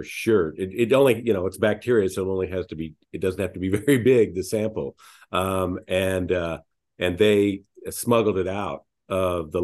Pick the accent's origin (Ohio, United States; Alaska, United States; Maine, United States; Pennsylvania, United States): Alaska, United States; moved away; also born or lived in New York / Japan; I was born in Alaska